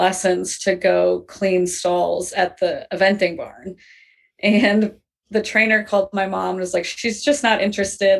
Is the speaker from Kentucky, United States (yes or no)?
no; Minnesota, United States; moved away as an adult; also born or lived in England; I grew up in Minnesota.